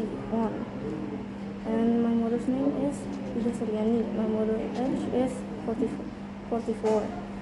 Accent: Jakarta, Indonesia; And my dad is from Palembang. My mom is from Solo. And my sister and I'm from Jakarta.

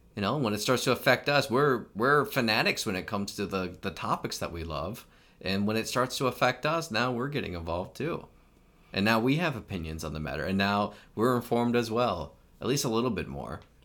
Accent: United States

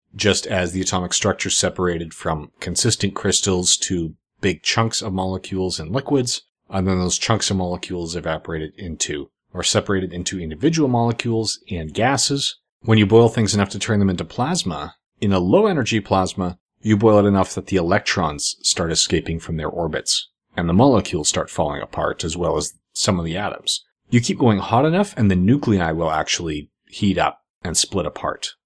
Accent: Canada; I'm Canadian

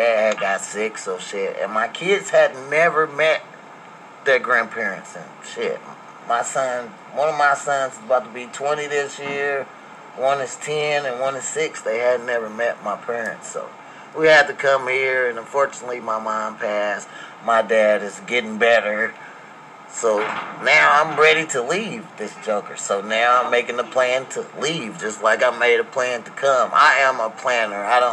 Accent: East St. Louis, Illinois, United States; moved away as an adult; also born or lived in Washington; now in Missouri, United States; I grew up in East St. Louis, Illinois

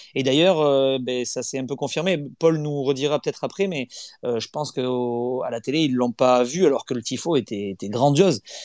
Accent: the South-West, south-west France, France; je suis pas de Nantes, hein. je, suis, du Sud-Ouest

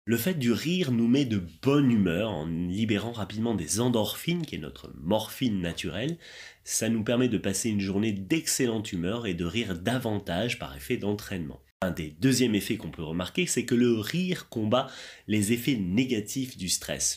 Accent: France; je viens de France

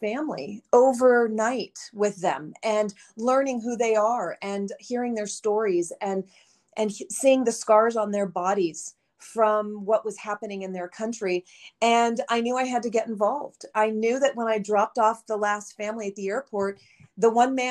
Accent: Southern California, United States; moved away; I'm from California originally, Southern California.

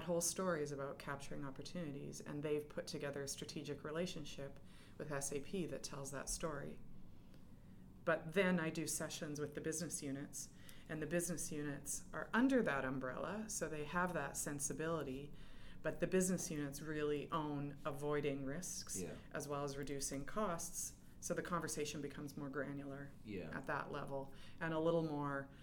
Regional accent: Edmonton, Alberta, Canada; moved away as an adult; also born or lived in Calgary; now in England; I'm Western Canadian. I grew up in Edmonton, and then I lived in Calgary

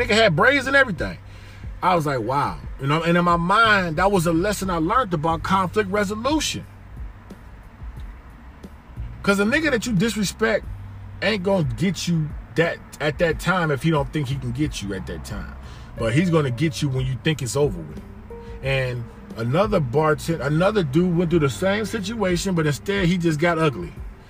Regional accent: Miami, Florida, United States; also born or lived in Detroit, United States; So I've seen, like, growing up in Miami in the 80s and then Detroit in the 80s, you see real stuff.

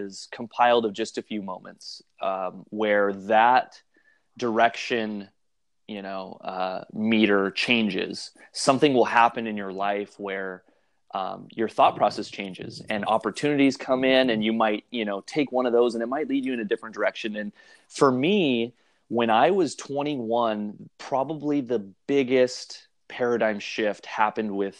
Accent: Santa Maria, California, United States; also born or lived in Shell Beach, California; I'm from the Central Coast of California. I live in a small community called Shell Beach. Lived here for almost a couple of years now. And grew up down the road, a small town by the name of Santa Maria

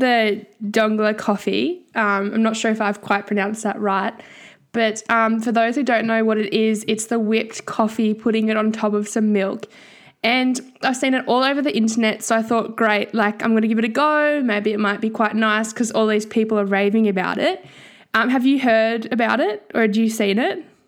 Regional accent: Tasmania, Australia; now in Brisbane, Australia; I'm from Tassie and I study journalism and arts at U Q

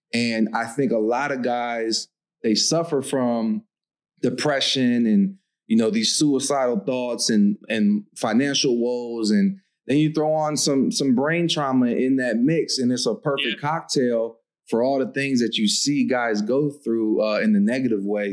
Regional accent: Coatesville, Pennsylvania, United States; moved away as an adult; also born or lived in Nashville, Tennessee; I'm from Coatesville, Pennsylvania, and the whole city's an opportunity zone

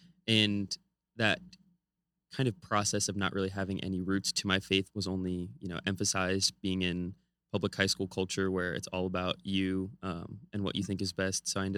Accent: California, United States; So I grew up in California right next to Hollywood.

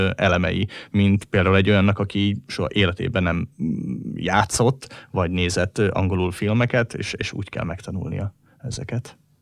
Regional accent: Hungary; hogyha már magyarok vagyunk

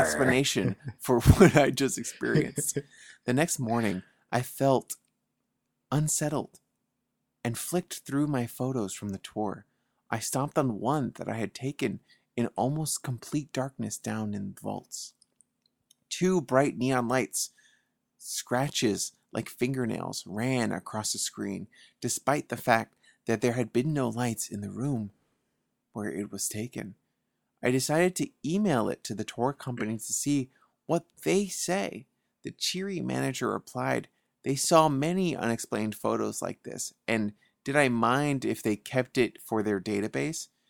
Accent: New York City, New York, United States; growing up in the Bronx

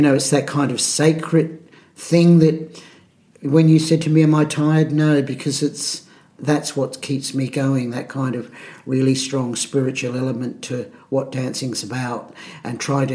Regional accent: Adelaide, South Australia, Australia; In Adelaide, in the Adelaide Hills

